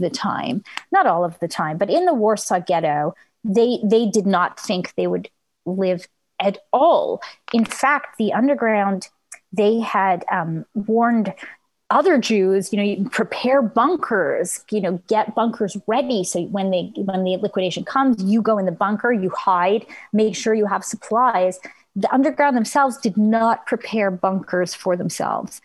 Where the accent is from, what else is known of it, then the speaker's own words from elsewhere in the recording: Montreal, Quebec, Canada; I grew up in Montreal, which had a very high number of Holocaust survivors